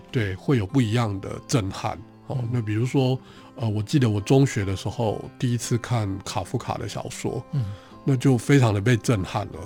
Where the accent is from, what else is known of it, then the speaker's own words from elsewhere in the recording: Taiwan; 我生出来其实是在嗯。现在的星光医院那个地方，以前是嗯。星光纺织厂嗯。所以我就生在那个厂房的宿舍